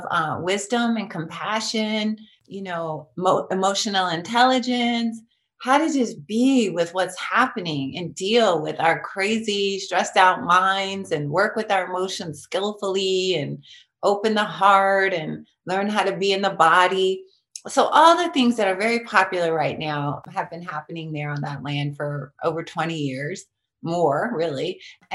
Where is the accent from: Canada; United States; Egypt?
United States; Long Beach, California; I grew up in East Long Beach